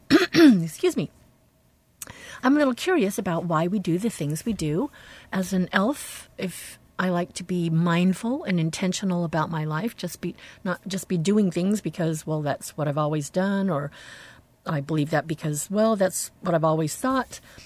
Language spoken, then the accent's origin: English; United States; we Americans